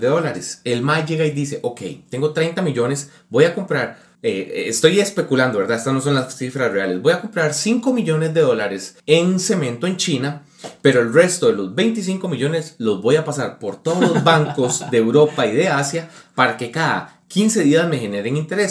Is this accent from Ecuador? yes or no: no; Costa Rica; uno como costarricense